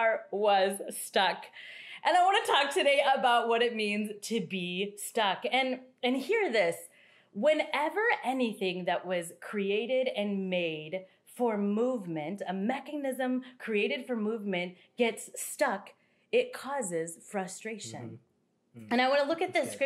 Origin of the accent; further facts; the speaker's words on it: Kansas, United States; I grew up in Kansas on the dirt roads, and I'm talking dirt roads.